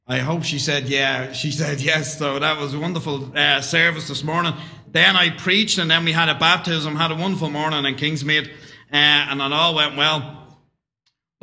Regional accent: Dublin, Leinster, Ireland; I was brought up in Dublin, Roman Catholic, come from a Catholic background.

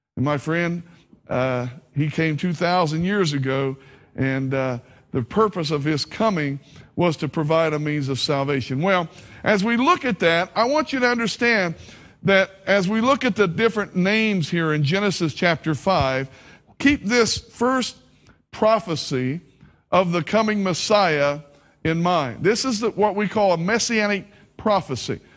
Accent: Kentucky, United States; accent: hillbilly; moved away; also born or lived in Southern Ohio / Myrtle Beach, South Carolina; I have a hillbilly accent, so I'm from Kentucky

